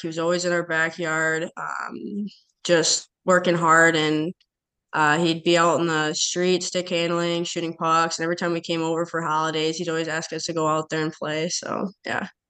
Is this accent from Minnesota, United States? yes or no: yes; Chisago City, Minnesota, United States; growing up in Chisago, it's it's a really small town